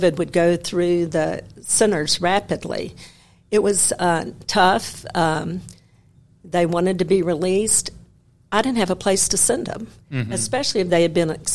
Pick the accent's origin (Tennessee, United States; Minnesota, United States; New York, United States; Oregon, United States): Tennessee, United States; Memphis; I was born and raised in Memphis.